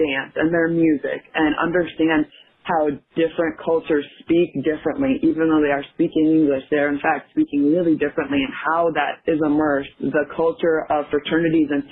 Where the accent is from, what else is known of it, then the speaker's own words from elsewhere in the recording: Minnesota, United States; I grew up in Minnesota